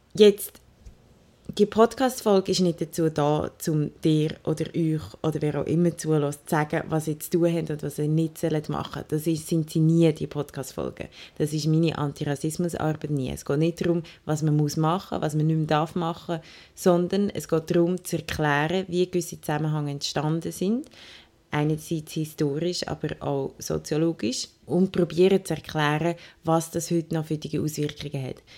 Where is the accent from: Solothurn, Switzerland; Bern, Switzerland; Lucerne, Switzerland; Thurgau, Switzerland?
Lucerne, Switzerland; Willisau; Ich bin in Willisau aufgewachsen im Luzerner Hinterland